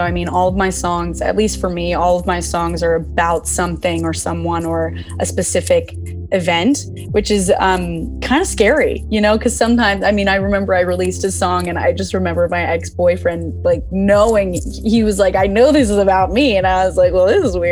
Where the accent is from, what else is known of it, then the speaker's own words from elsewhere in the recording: Southern California, United States; I'm from Southern California. I've been here forever